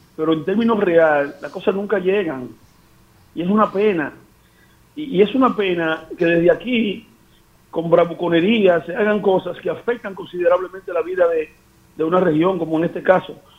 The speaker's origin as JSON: {"language": "Spanish", "region": "Elías Piña", "country": "Dominican Republic", "moved": "yes", "said": "Yo estoy permanentemente yendo a, mi pueblo"}